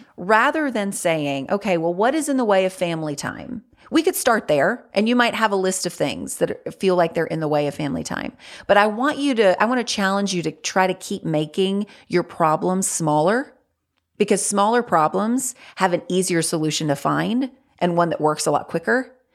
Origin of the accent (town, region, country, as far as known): North Carolina, United States; born or raised there